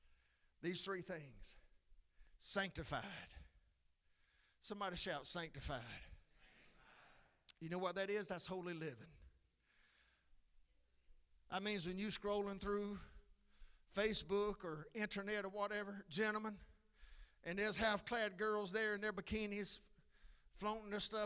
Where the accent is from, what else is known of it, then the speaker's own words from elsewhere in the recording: McCall, United States; Come on, I grew up in McCall. All those girls wore blue jean skirts.